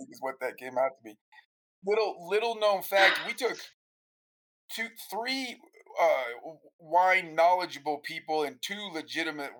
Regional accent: United States; we as American hunters

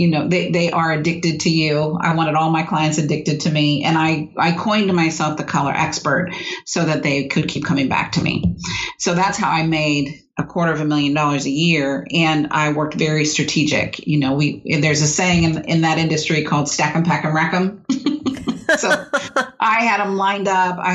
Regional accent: San Diego, California, United States; I grew up in California, mm-hmm. in San Diego

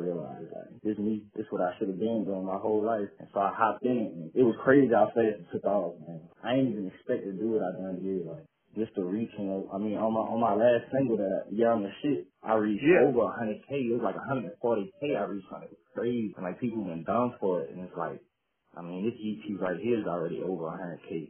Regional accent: Westwego, Louisiana, United States; I grew up in Shots Project in West Wego on the West Bank

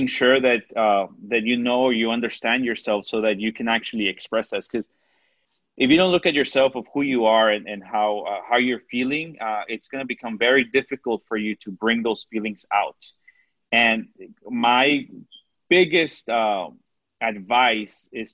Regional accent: Mexico; accent: Mexican; Sometimes my Mexican accent comes out.

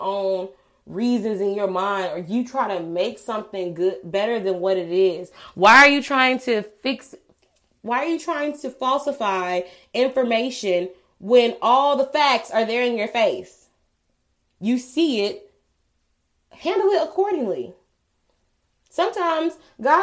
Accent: Atlanta, Georgia, United States; moved away as an adult; also born or lived in Montgomery, Alabama; I'm from Georgia. I'm from Atlanta, Georgia.

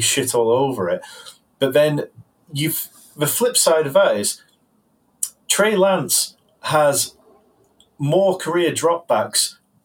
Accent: United Kingdom; I'm a Brit.

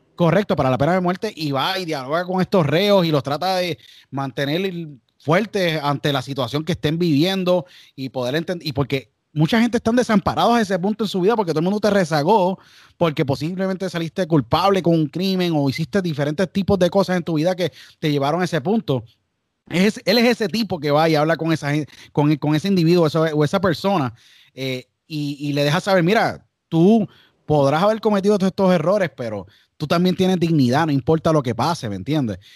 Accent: San Juan, Puerto Rico; now in United States; yo nací en San Juan y empecé a hacer radio a los 12 años

